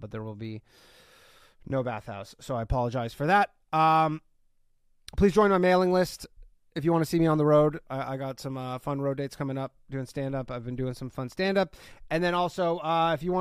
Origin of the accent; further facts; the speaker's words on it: Canada; I'm from Canada